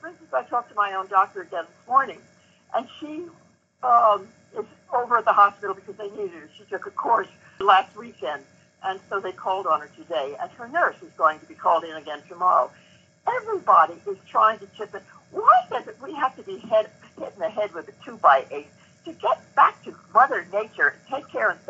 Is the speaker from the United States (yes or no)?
yes; United States; thank God I'm an American.